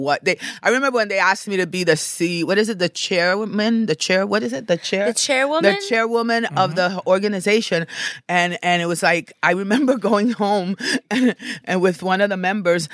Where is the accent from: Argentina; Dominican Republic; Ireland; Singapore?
Dominican Republic; moved away; also born or lived in New York / Los Angeles; I'm from Dominican Republic